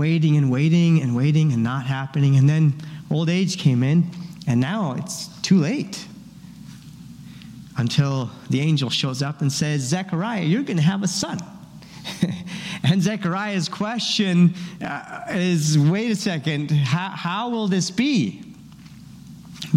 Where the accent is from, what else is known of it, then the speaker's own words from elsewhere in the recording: Paraguay; moved away; I grew up in Paraguay